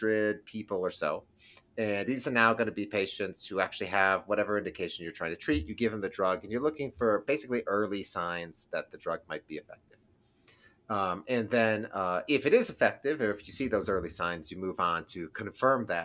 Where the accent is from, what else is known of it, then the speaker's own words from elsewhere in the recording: East Lansing, Michigan, United States; moved away as an adult; I'm from East Lansing, actually, originally. That's where I grew up, in East Lansing